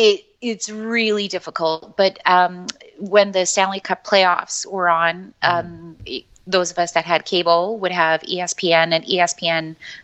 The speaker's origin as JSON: {"language": "English", "country": "Chile", "also_born_or_lived": "Montreal", "moved": "yes", "said": "It's a bit of a long story, but I'm from Chile originally. But when my family immigrated to Canada, we moved to Montreal."}